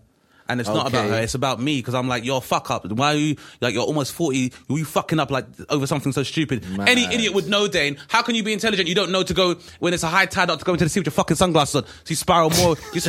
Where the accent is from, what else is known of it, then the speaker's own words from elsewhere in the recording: London, United Kingdom; growing up in Southeast London